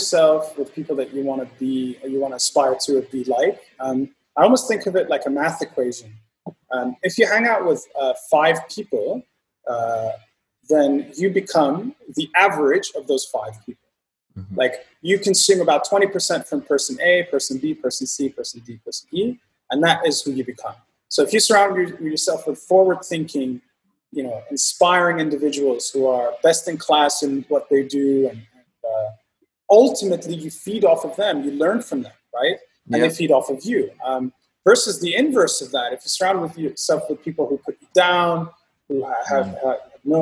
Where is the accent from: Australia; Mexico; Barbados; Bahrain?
Bahrain; moved away as an adult; born and raised in Bahrain, spent about 18 years of my life there